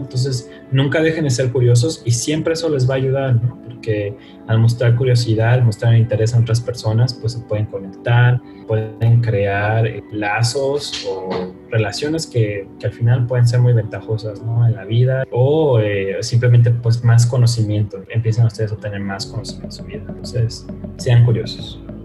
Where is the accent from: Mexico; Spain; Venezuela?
Mexico; no solo somos mexicanos